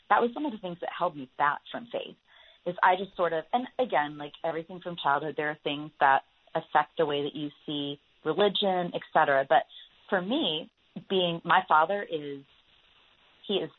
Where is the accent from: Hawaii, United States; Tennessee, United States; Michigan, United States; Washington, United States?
Tennessee, United States; Franklin; That's my hometown.